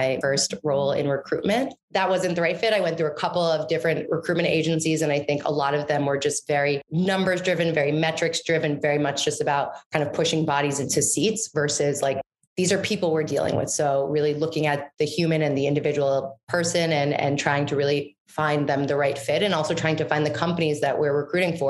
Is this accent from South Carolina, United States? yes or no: no; New York City, New York, United States; also born or lived in Washington, D.C. / Maine; I am New York born and raised. I'm actually one of the rare breeds that are actually from New York City. I grew up on the Upper West Side in Manhattan.